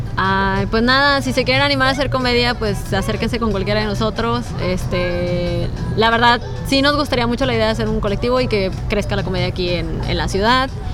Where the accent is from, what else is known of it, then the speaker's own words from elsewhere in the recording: northern Mexico, Mexico; somos bien norteños